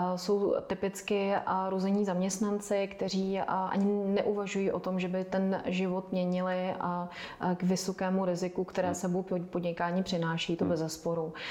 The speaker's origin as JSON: {"language": "Czech", "town": "Karlovy Vary", "region": "Karlovy Vary Region", "country": "Czechia", "tie": "born or raised there", "said": "Já jsem vyrůstala v Karlových Varech"}